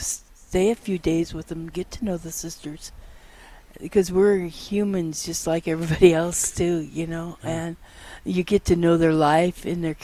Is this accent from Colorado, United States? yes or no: yes; Colorado, United States; Well, I'm from Colorado.